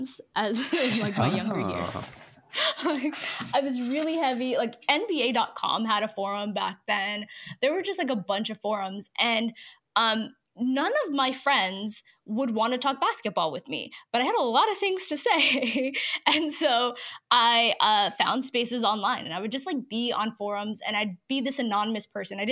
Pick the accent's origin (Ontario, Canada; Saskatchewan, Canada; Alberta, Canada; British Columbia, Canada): Ontario, Canada; Toronto; also born or lived in Mississauga; born and raised in Toronto and, live in Toronto still, but now I'm out on the East End.